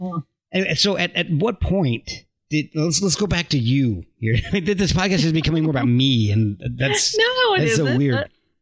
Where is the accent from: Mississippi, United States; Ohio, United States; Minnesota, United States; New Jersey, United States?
New Jersey, United States; Central; moved away; When I grew up in Jersey, I was in Central Jersey, so I was an hour from New York City and an hour from Philadelphia.